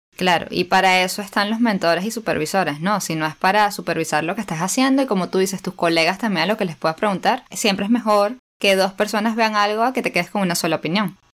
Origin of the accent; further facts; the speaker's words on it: Venezuela; las dos somos venezolanas y nadie ha notado el acento